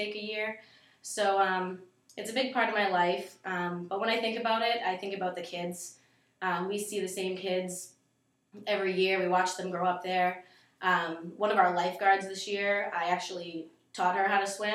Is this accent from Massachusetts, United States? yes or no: yes; North Andover, Massachusetts, United States; now in Haverhill, United States; I grew up in North Andover, recently moved to Haverhill